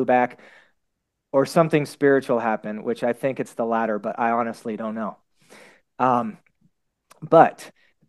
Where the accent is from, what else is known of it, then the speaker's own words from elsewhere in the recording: Houston, Texas, United States; growing up in Houston, it was pretty hardcore